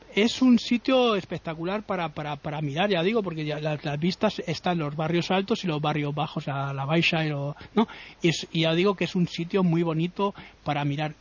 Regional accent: Madrid, Community of Madrid, Spain; yo he visto nevadas cuando era pequeño aquí en Madrid

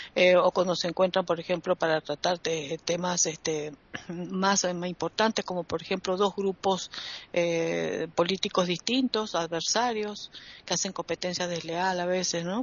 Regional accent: Argentina; en mi país tenemos un problema llamado la grieta

